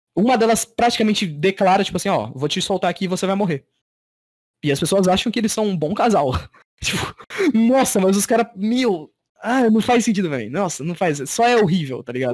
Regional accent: Brazil; eu sou brasileiro

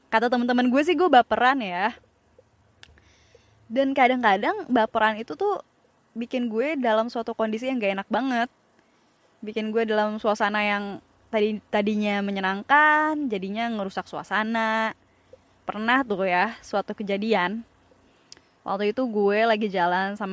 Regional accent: Padang, West Sumatra, Indonesia; Karena karena gue orang Padang.

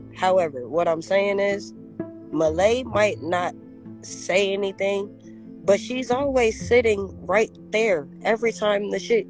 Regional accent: New York, United States; I'm from New York

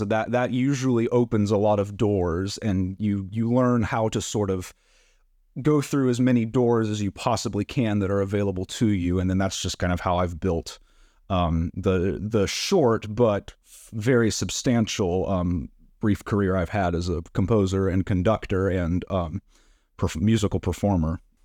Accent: Black Mountain, North Carolina, United States; I am originally from Black Mountain, North Carolina, so just about an hour away from Tryon, which is great. Um, it's my hometown. I still live there now

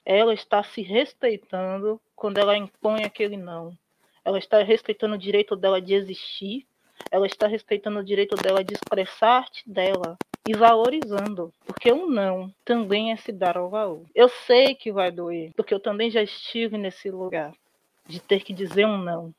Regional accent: Salvador, Bahia, Brazil; Eu sou de família de interior, mas eu nasci em Salvador o que é um erro, né? Eu queria ter nascido do interior, como todo mundo

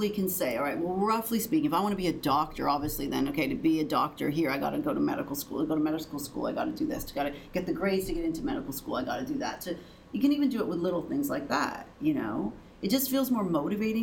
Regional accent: Canada; I'm Canadian

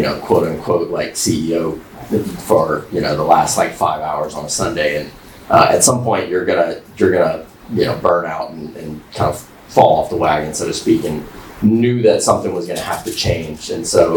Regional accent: Lafayette, Louisiana, United States; I'm from Lafayette, Louisiana

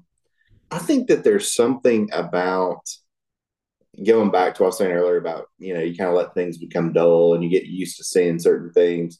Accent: Chattanooga area, North Georgia, United States; now in Alabama, United States; I used to live in North Georgia in the Chattanooga area where there were mountains everywhere.

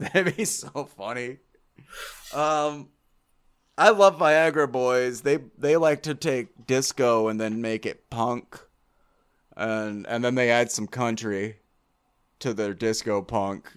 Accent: United States; I'm American.

